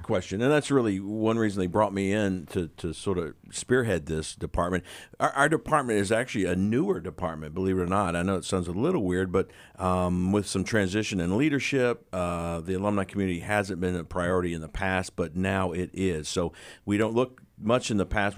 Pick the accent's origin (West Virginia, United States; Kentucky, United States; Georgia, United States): West Virginia, United States; we're from the West Virginia area